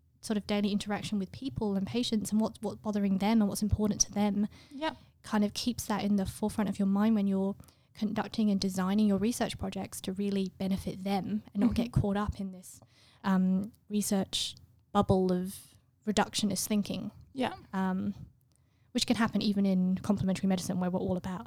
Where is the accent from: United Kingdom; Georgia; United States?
United Kingdom; England; I'm English